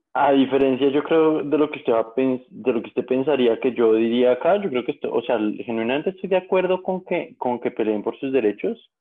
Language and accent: Spanish; Colombia; como colombianos